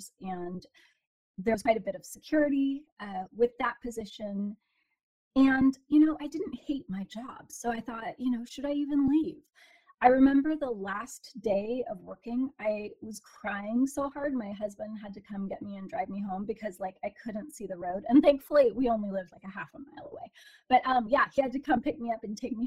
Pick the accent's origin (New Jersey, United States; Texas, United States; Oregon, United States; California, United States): Oregon, United States; Portland; I was born and raised in Portland, Oregon